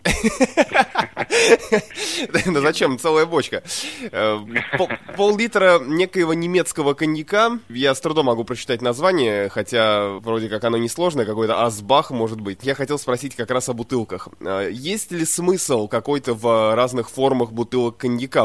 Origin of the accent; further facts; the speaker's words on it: Russia; я из России